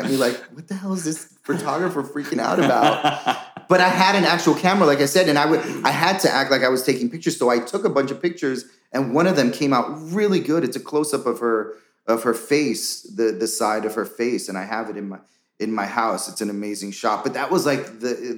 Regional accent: New York City, New York, United States; I was born and raised in New York City in Washington Heights

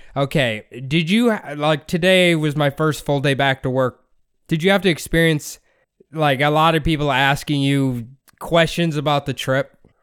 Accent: Iowa, United States; we grew up in Iowa

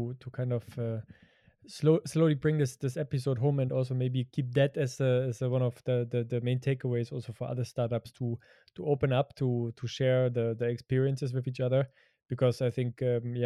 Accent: Germany; growing up in Europe and growing up in Germany

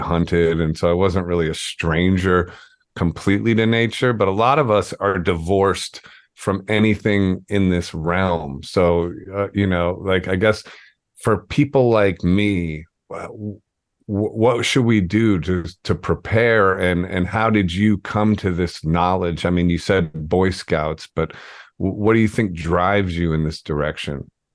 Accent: Ohio, United States; moved away as an adult; also born or lived in New York; I'm from Ohio. I went to public school

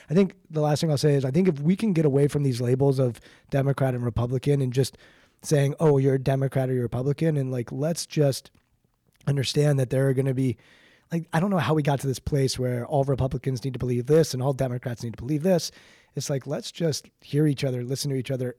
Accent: Washington, District of Columbia, United States; I grew up outside of Washington, D C

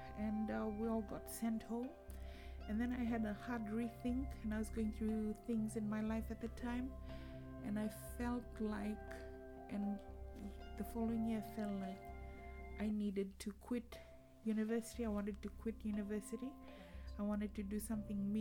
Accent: Fiji; moved away as an adult; now in Cardiff, United Kingdom; growing up in Fiji and living through the different coup d'etats

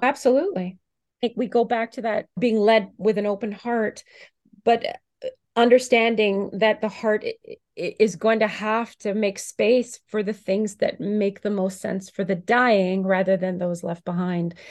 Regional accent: Canada; here I am as a Canadian

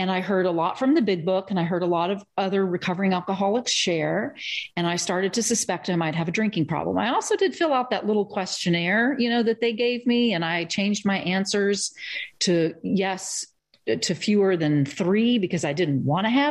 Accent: Eastern Kentucky, United States; moved away; also born or lived in Germany / Cambridge, Massachusetts; I'm from Eastern Kentucky

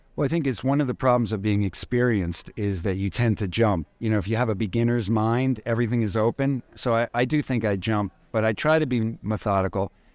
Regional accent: New York City, New York, United States; I'm a native New Yorker. I grew up in New York.

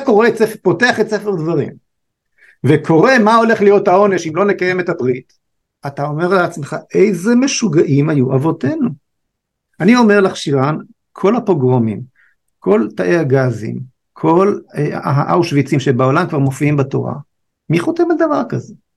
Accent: Israel; שואל אותנו מאיפה אתם, אז אה, אמרנו לו מישראל

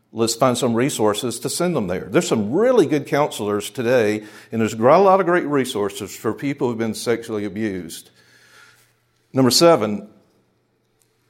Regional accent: Charlotte, North Carolina, United States; the church I grew up in Charlotte

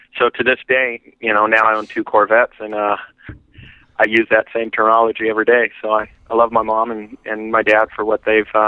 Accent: Yorba Linda, California, United States; moved away as an adult; also born or lived in Santa Monica, California / Austin, Texas; now in Dallas, United States; I was raised and born in Santa Monica, raised in Yorba Linda

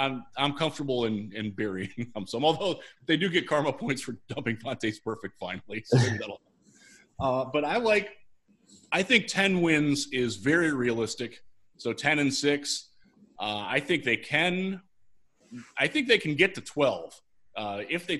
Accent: Vermilion, Ohio, United States; my hometown of Vermilion, Ohio

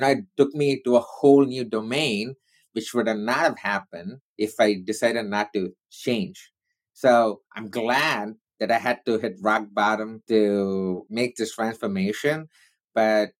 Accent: India; I'm Indian

